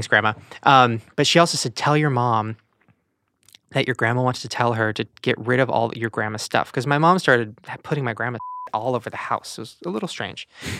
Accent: Long Beach, California, United States; Long Beach.

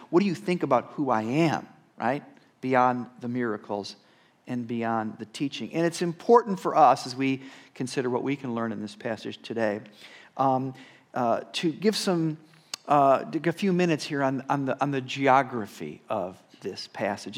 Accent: Rochester, New York, United States; moved away as an adult; also born or lived in Texas; being a senior pastor here, uh, in my hometown

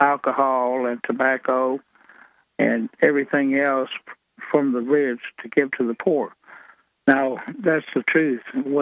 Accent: South Alabama, United States; I'm from South Alabama.

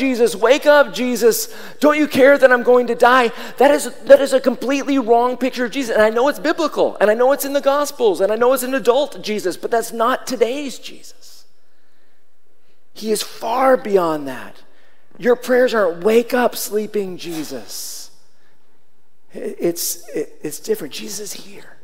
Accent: Seattle, Washington, United States; When I was growing up in Seattle

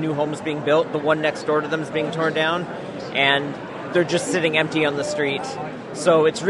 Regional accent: Richmond, British Columbia, Canada; I grew up in Richmond

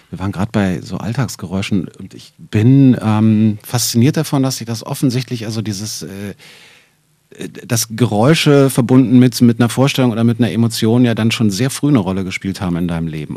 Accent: Berlin, Germany; hier zwei echte Berliner sitzen

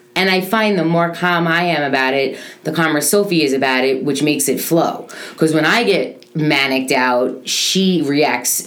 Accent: New York, United States; now in Boca Raton, United States; I come from New York

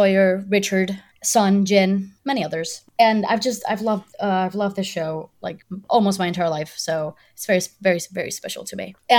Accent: Puerto Rico; I am from Puerto Rico. I'm 26 years old.

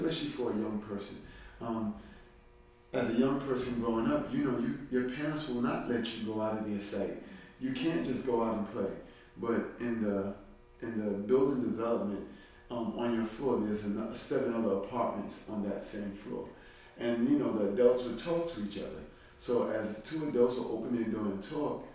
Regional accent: New York City, New York, United States; I'm from Brooklyn, East New York, in this neighborhood, only a few blocks away. I've lived here for a very long time

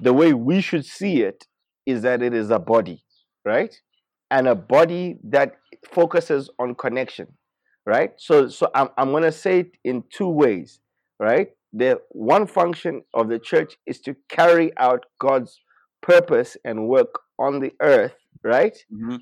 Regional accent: Zambia; we're from Zambia

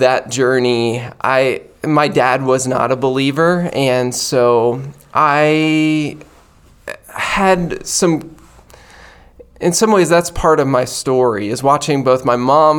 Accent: Western Maryland, United States; Mary and I grew up in Western Maryland

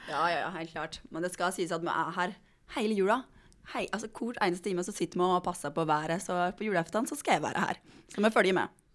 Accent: Fagernes, Innlandet, Norway; now in Bergen, Norway; jeg kommer jo da fra Fagernes

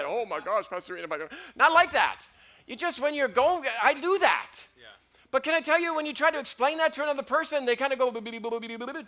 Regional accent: Canada; I'm Canadian

